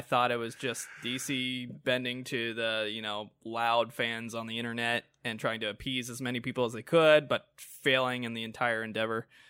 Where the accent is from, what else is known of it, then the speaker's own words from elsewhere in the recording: United States; as an American